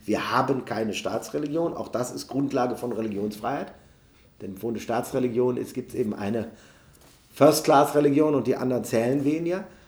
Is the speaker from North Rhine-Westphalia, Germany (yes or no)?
yes; Neuss, North Rhine-Westphalia, Germany; In meiner Heimatstadt Neuss gibt es eine super lebendig griechisch-orthodoxe äh, Kirchengemeinde